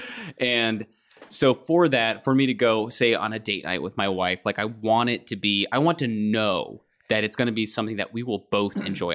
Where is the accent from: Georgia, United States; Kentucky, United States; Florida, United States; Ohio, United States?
Kentucky, United States; I grew up in Kentucky. It's a basketball state.